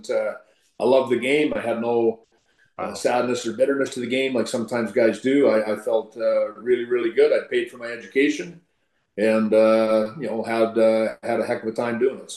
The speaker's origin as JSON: {"language": "English", "town": "Plenty", "region": "Saskatchewan", "country": "Canada", "also_born_or_lived": "Michigan", "said": "I'm, I'm from Plenty, Saskatchewan."}